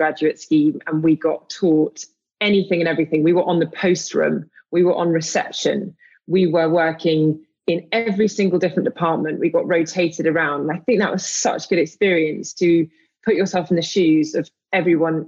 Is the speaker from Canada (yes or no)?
no; London, United Kingdom; I grew up in London.